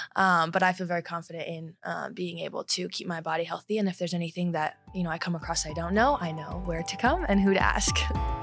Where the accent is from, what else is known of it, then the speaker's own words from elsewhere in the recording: Highlands Ranch, Colorado, United States; I grew up in Highlands Ranch